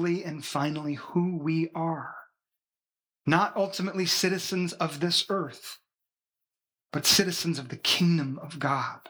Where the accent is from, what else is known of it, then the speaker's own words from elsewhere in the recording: Washington, United States; moved away as an adult; also born or lived in Florida / Massachusetts; now in Belgium; we were born and raised in Washington State, the very corner of the United States